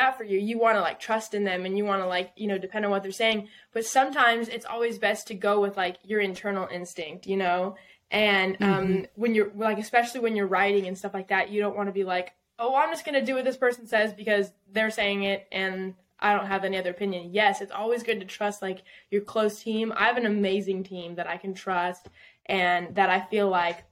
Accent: Southern California, United States; moved away as an adult; also born or lived in Texas / Nashville; I'm originally from Southern California, like an hour north of San Diego. Like wine country.

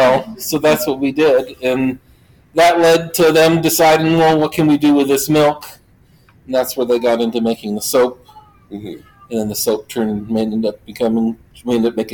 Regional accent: Sharon Springs, New York, United States; I grew up in Sharon Springs. I grew up on a cow dairy farm.

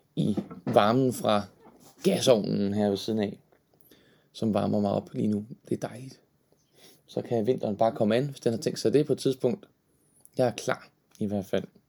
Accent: Horsens, Central Denmark Region, Denmark; Og jeg er jo fra Horsens oprindeligt, født og opvokset.

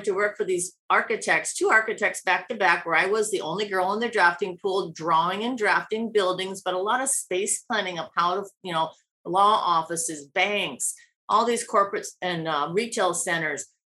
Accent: Iowa, United States; moved away as an adult; also born or lived in New York City / Los Angeles; now in Laguna Beach, United States; my little town in Iowa of 10,000 people

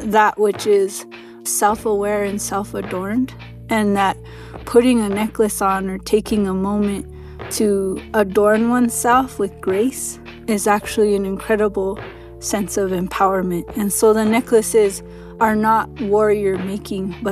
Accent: Santa Clara Pueblo, New Mexico, United States; I'm from Santa Clara Pueblo in northern New Mexico, where I live and work on my ancestral homelands

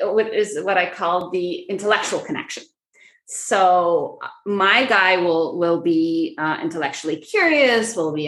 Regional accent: Egypt; moved away; also born or lived in Middle East; I grew up in Egypt and around the Middle East.

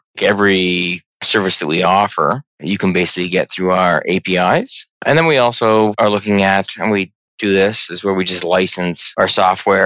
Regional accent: Burlington, Ontario, Canada; also born or lived in Toronto; I was born in Toronto, raised in the burbs of Burlington

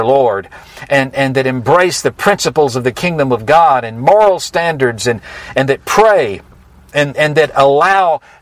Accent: United States; I am American to the bone

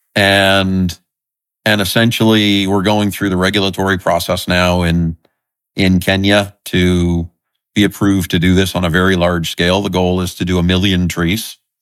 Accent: southern Nova Scotia, Canada; I love growing up in Nova Scotia. It's, uh, the area I grew up in is the, the south, southern tip of Nova Scotia

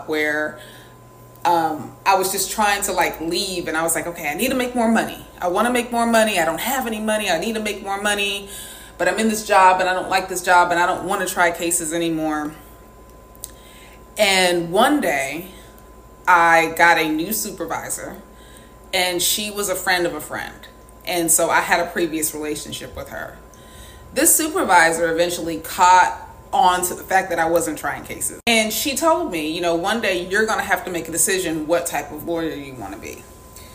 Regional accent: the South, United States; I grew up in the South

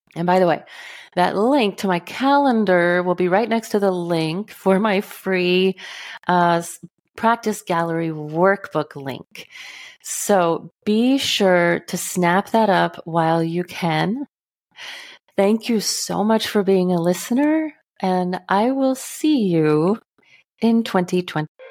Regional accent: Texas, United States; now in northern Midwest, United States; I grew up in Texas. I now live in the northern Midwest

